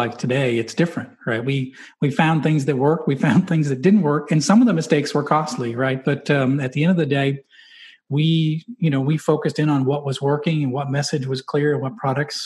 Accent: New England, United States; I'm from New England

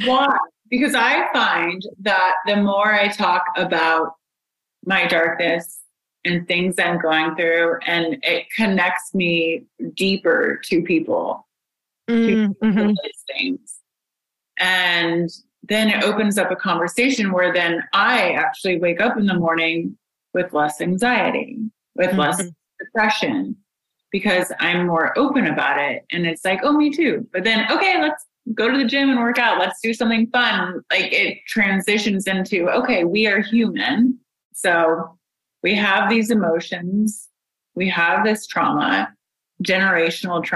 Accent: Indiana, United States; I'm from Indiana. My dad is a therapist, and grew up with that.

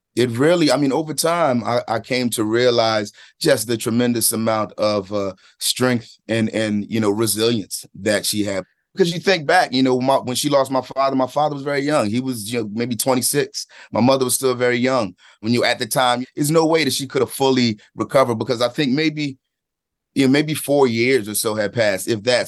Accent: Philadelphia, Pennsylvania, United States; I'm from Philadelphia, from a specific place and, and, and time there.

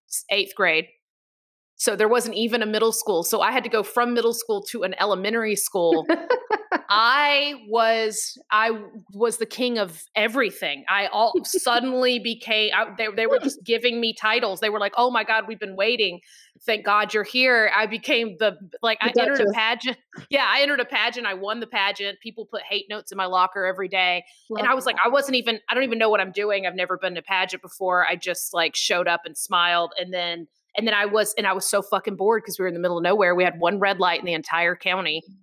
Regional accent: Georgia, United States; also born or lived in Warner Robins, Georgia; I moved from North Georgia. So, I had moved all around Georgia, though, but not around other states. But started in Warner Robins

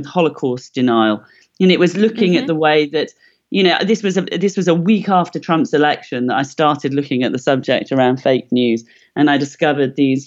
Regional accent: Wales, United Kingdom; I'm from Wales

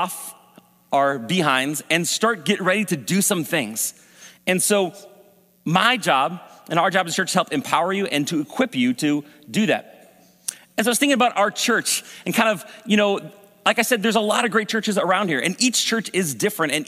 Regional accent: Maple Grove, Minnesota, United States; I grew up here in Maple Grove

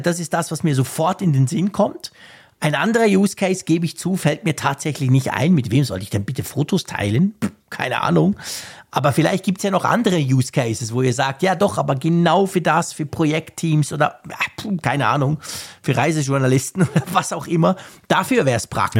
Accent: Switzerland; bei uns in der Schweiz

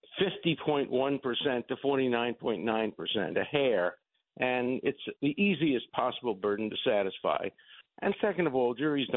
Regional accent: New York City, New York, United States; I'm from Borough Park

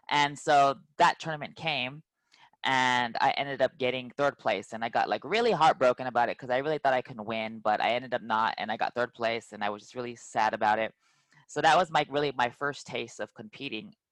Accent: California, United States; We would go to like I'm from the Bay Area, so we'd go from like San Jose to Milpitas to Sunnyvale Golfland in San Jose to go compete to tournaments

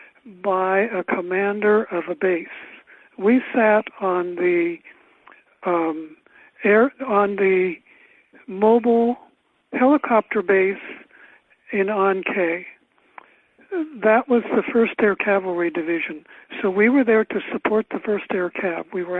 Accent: California, United States; I'm from California, and I went to nursing school here in Sacramento

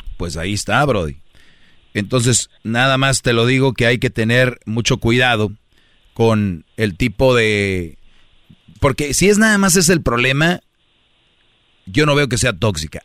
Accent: Mexico; now in United States

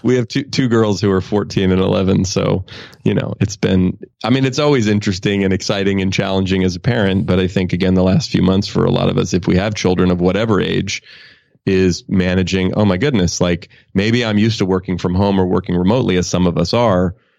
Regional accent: Oakland, California, United States; I grew up in Oakland.

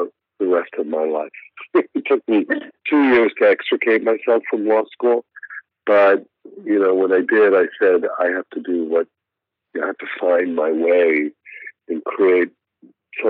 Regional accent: Miami Beach, Florida, United States; I grew up, more specifically, I grew up right on Miami Beach

